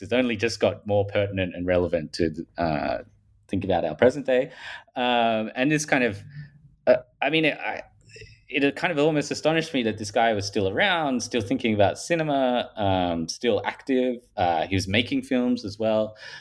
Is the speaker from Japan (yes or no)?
no; Australia; accent: Paul Hogan style; I'm from Australia, if people haven't picked that up from my, um, Paul Hogan style accent